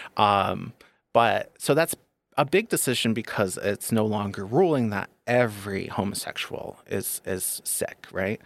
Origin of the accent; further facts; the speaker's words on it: Northeast, United States; moved away; I was born and raised Catholic in the Northeast